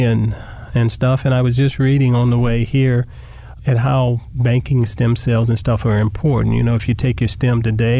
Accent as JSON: {"language": "English", "region": "Southern California", "country": "United States", "tie": "born or raised there", "said": "a kid growing up in Southern California"}